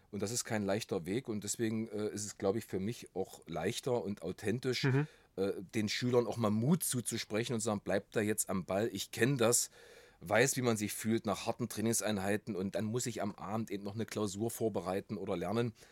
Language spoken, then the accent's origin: German; Halle, Saxony-Anhalt, Germany; also born or lived in Schönebeck; Ähm, ich ähm, komme aus Halle, aber besser gesagt, ich bin eigentlich in Schönebeck geboren. Ähm, eigentlich Nähe Magdeburg.